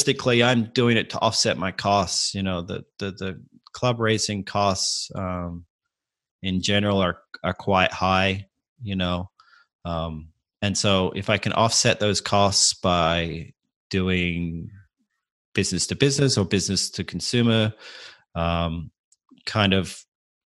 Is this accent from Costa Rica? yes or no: no; Adelaide, South Australia, Australia; moved away as an adult; now in United States; I grew up in Adelaide